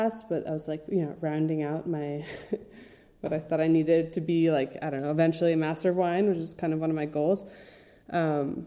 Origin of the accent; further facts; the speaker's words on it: Connecticut, United States; moved away as an adult; now in Italy; My parents are from Switzerland, and they moved to Connecticut 6 months before I was born in '87. So I grew up in a very lovely suburb in the tri-state area, 45 minutes outside of New York